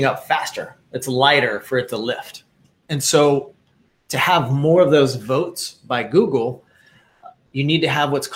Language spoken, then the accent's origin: English; Wichita, Kansas, United States; I grew up in Wichita, Kansas